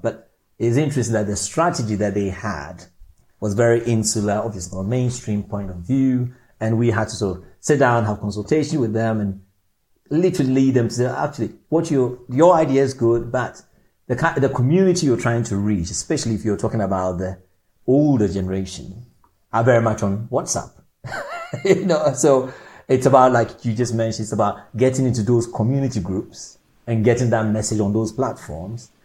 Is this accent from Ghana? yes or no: yes; Ghana; moved away as an adult; also born or lived in Orpington, London, United Kingdom; now in London, United Kingdom; growing up in Ghana, moving into the UK at a um, younger age, 18, and then living in the UK